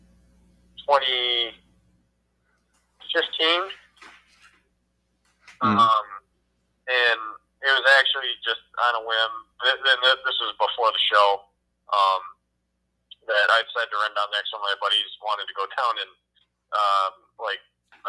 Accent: Michigan, United States; my home state in Michigan

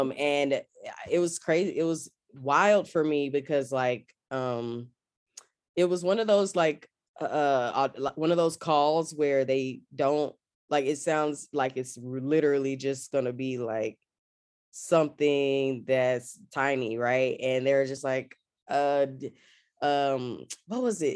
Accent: Austin, Texas, United States; moved away as an adult; also born or lived in Washington, D.C. / Atlanta; I'm from Austin, Texas, born and raised.

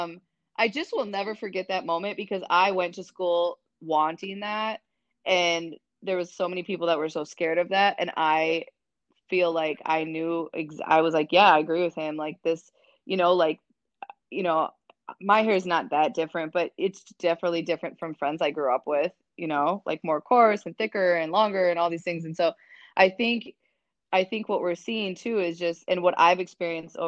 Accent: Minnesota, United States; now in Chicago, United States; I'm from a very small white town in Minnesota. I think I realized the racial divide in my hometown at a pretty young age.

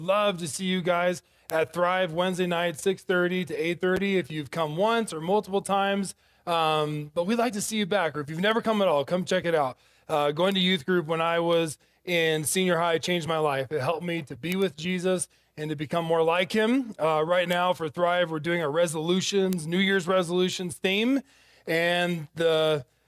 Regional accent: Ridgecrest, California, United States; moved away; Ridgecrest, California. That's my hometown.

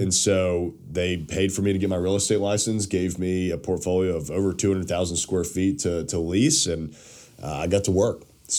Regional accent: Nashville, Tennessee, United States; also born or lived in Knoxville; I grew up in Nashville

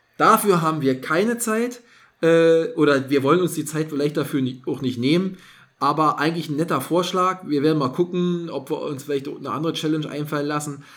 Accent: East Germany, Germany; Bei uns in der DDR, also mhm. als ich noch Kind war, war ja noch DDR

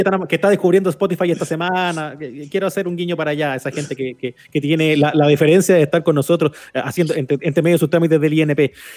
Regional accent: Chile; yo, como chileno, como conductor de medios

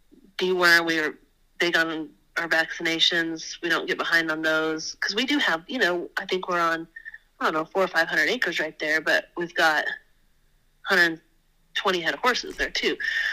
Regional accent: Wyoming, United States; because I came from Wyoming, we're gonna change out our tanks after last winter's little snowmageddon to the rubber tire tanks that my dad's always used on the ranch up there in Wyoming.

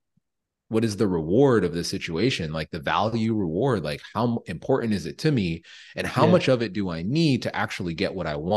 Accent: Jamaica; I'm Jamaican

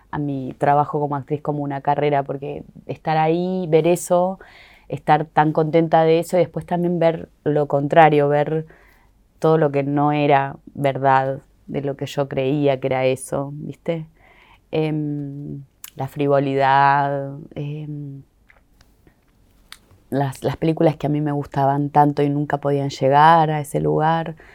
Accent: Argentina; será porque soy argentina, entonces la gente en Argentina puede ser que, qué sé yo

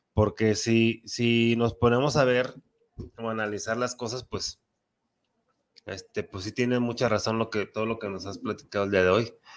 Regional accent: Mexico; un mexicano defiende mucho su patria, como, como que somos muy patriotas

